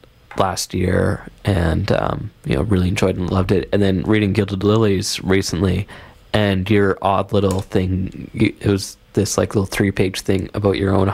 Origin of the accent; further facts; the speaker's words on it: Vancouver, British Columbia, Canada; Growing up in Vancouver, you just stay away from the other side of the Rockies.